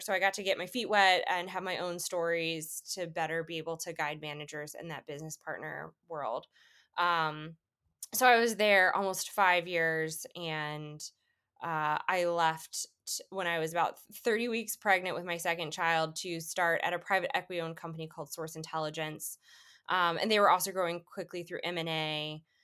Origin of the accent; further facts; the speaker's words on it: Atlanta, Georgia, United States; moved away as an adult; also born or lived in Washington, D.C. / Boston; now in Chicago, United States; I grew up in Atlanta, went to an international school